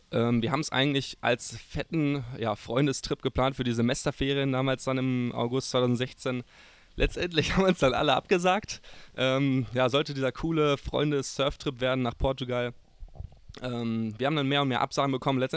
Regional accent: Cádiz, Andalusia, Spain; Ich bin aus Cádiz und höre Luke, Nick Racing, eh, den besten Podcast der Welt.

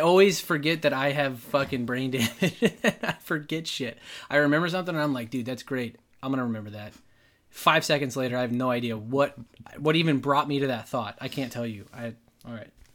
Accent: Dallas, Texas, United States; moved away; Dallas, my hometown

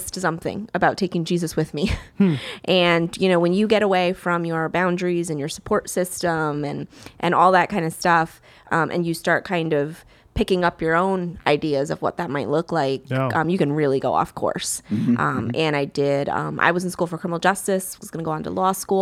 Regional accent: New York, United States; moved away as an adult; now in Florida, United States; I moved to Florida. I'm originally from New York, lived there all my life

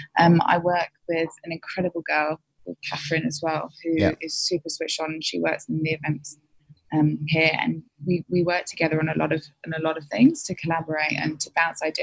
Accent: England, United Kingdom; now in Sydney, Australia; I'm typical English, I drink a lot of tea

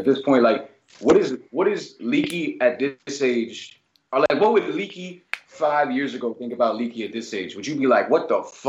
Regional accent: Hudson, New York, United States; those are just kids from my hometown in Hudson, bro. Like, definitely. Upstate.

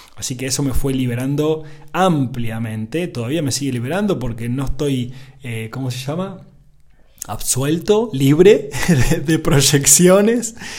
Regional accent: Argentina; soy hombre, soy argentino, estoy casado

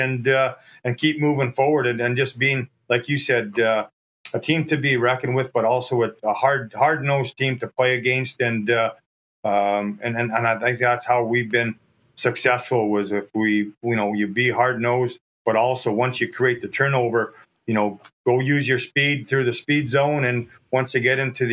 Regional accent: Churchbridge, Saskatchewan, Canada; my hometown, Churchbridge.

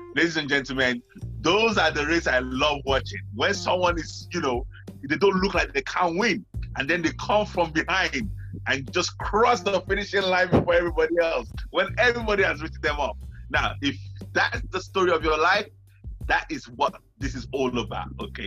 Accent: Nigeria; I grew up in Nigeria

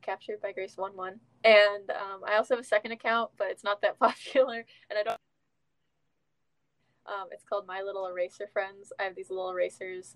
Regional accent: Midwest United States, United States; I'm a teenager from the Midwest United States.

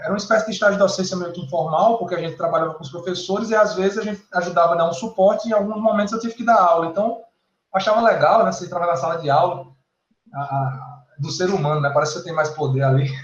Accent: Campina Grande, Paraíba, Brazil; moved away as an adult; also born or lived in Brasília; now in João Pessoa, Brazil; na universidade lá na minha cidade, Campina Grande, na, na Paraíba

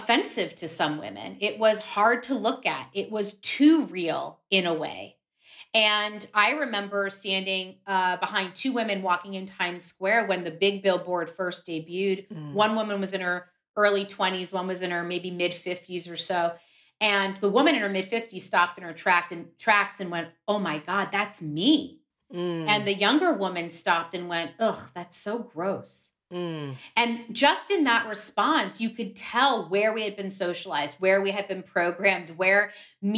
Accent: Miami, Florida, United States; as a kid growing up in Miami

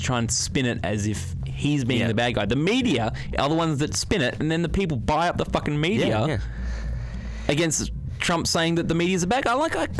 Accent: Australia; First of all, I'm fucking from Australia.

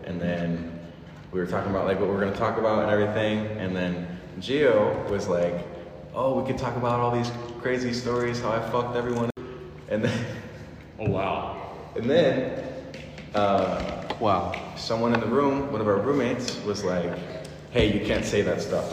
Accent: Jacksonville, Florida, United States; We're both from Jacksonville.

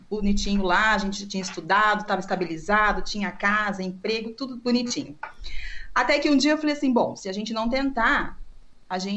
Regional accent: Americana, São Paulo, Brazil; moved away as an adult; now in Bridgeport, United States; Bom, é, eu sou de Americana, São Paulo

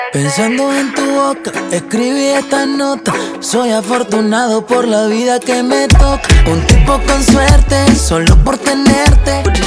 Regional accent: Argentina

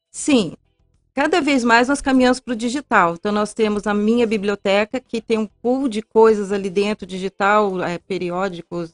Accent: Londrina, Paraná, Brazil; moved away as an adult; now in Ponta Grossa, Brazil; Eu sou de Londrina

